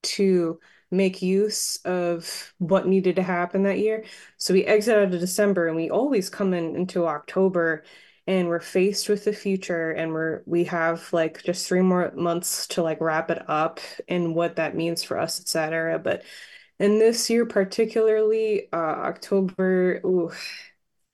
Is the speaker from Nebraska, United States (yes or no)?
no; Long Island, New York, United States; also born or lived in Fire Island; now in California, United States; where I'm from on Long Island